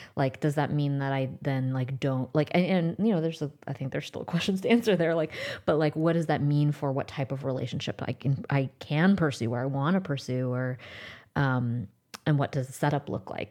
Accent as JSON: {"language": "English", "country": "United States", "tie": "born or raised there", "said": "I was born in the United States"}